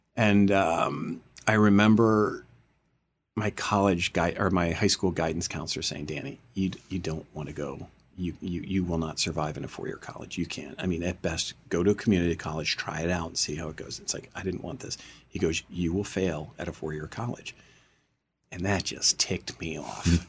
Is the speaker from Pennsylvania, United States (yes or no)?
yes; Camp Hill, Pennsylvania, United States; I grew up near Harrisburg, Pennsylvania, a town called Camp Hill